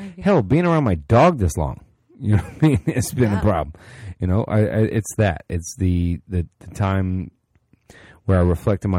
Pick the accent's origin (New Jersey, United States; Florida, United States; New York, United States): Florida, United States; I'm from Florida.